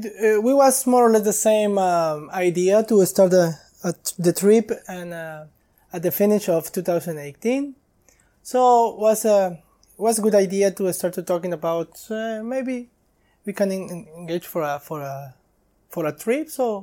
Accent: Ensenada, Baja California, Mexico; English is a second language; I'm from Mexico, from Baja, California.

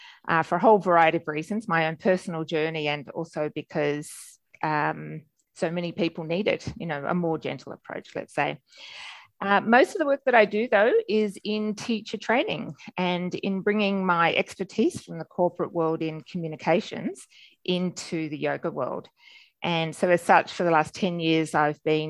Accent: Melbourne, Victoria, Australia; accent: Australian; moved away as an adult; also born or lived in Sydney / Canberra / Gold Coast hinterland / New York City; As you can tell from my accent, I'm Australian. I'm born and bred in Melbourne

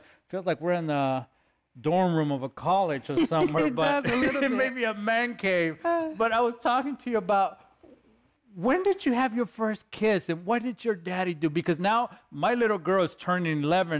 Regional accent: Los Angeles, California, United States; I'm a kid from East LA, and I grew up in the gang culture

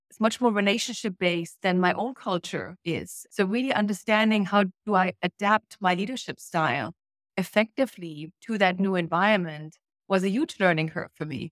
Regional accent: Germany; moved away as an adult; I grew up in East Germany

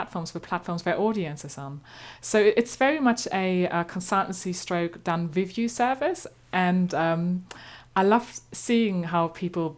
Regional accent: eastern Germany, Germany; accent: slightly German; English is a second language; moved away as an adult; now in London, United Kingdom; I'm originally from Germany, as you might gather by my slightly German accent. But I've lived here a long time

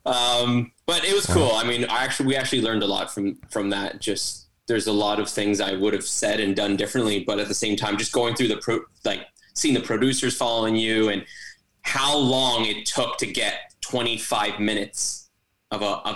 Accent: Toronto, Ontario, Canada; I'm from Toronto, Canada

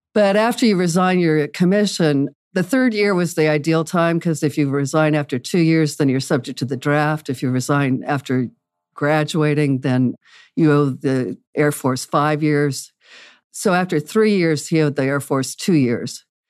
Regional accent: Wichita, Kansas, United States; I was raised in Wichita, Kansas.

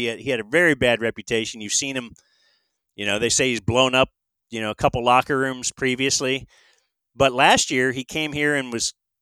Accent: Cleveland, Ohio, United States; moved away; I'm originally from Cleveland

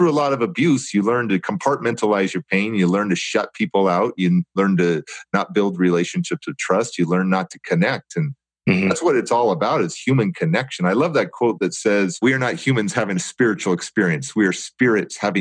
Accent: Oakland, California, United States; I grew up in Alameda County foster care, Oakland foster care system

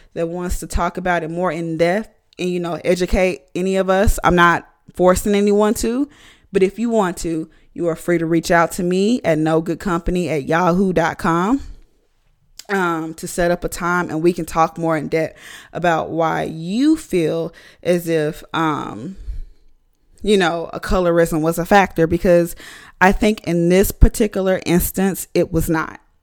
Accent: United States; I'm American

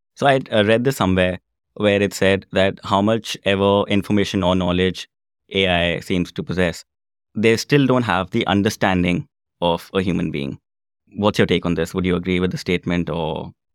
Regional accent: India; moved away as an adult; now in Belfast, United Kingdom; I'm originally from India, and I was a practicing solicitor back home

